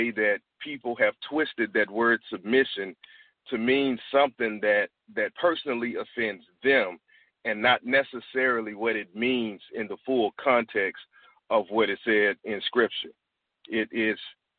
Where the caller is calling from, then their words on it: Washington, District of Columbia, United States; I'm calling from Washington, D.C., the Washington, D.C. area.